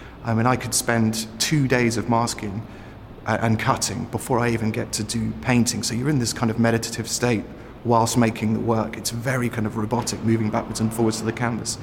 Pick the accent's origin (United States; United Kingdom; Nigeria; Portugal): United Kingdom; East Sussex, South East England; I was born in East Sussex